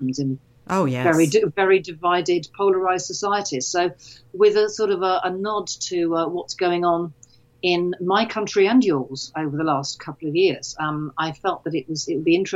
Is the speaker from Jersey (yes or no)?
yes; Jersey; moved away; growing up in Jersey